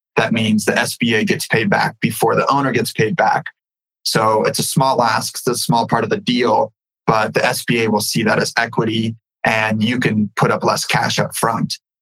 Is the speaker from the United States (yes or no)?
yes; California, United States; also born or lived in Ukraine; I was born in the Ukraine and my family came over here. My mom came over here in 92 with me. I grew up in California.